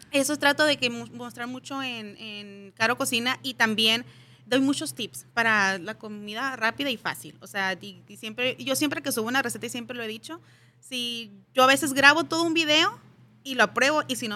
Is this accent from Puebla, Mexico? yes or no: no; Mexicali, Baja California, Mexico